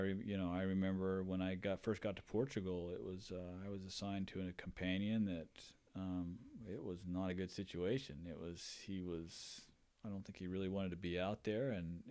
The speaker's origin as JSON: {"language": "English", "region": "Hawaii", "country": "United States", "tie": "born or raised there", "said": "So I was a surf bum growing up in Hawaii. That's all I did. If I wasn't in school, I was out surfing. We lived right on the beach."}